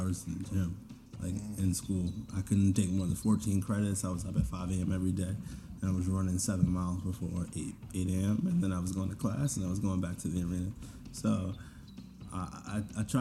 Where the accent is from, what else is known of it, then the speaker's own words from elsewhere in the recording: Maryland, United States; I'm from Maryland. Yep, all over. I went to 2 middle schools, 3 high schools. I'm from Maryland, all over.